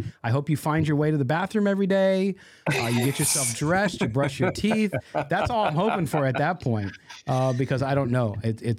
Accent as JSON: {"language": "English", "region": "California", "country": "United States", "said": "I'm from the San Joaquin Valley where he's from in California. And if you know those communities, they are agricultural communities. People are very tight, a lot of small towns."}